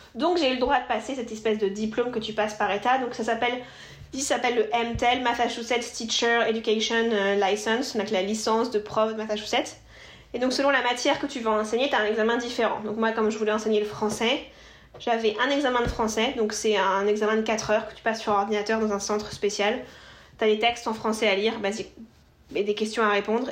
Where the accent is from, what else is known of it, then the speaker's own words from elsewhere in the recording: Normandy, France; moved away as an adult; now in Boston, United States; je suis franco-italienne. Je viens de Normandie, dans le nord de la France